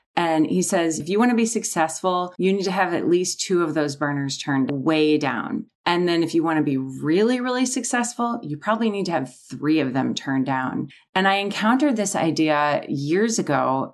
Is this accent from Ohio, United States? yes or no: no; Minnesota, United States; moved away as an adult; also born or lived in Wisconsin / California; I grew up in Minnesota and went to college in Wisconsin